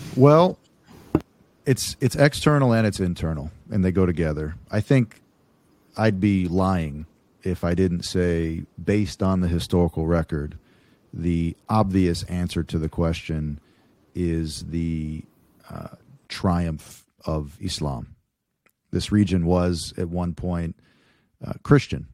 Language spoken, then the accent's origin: English; United States; I'm an American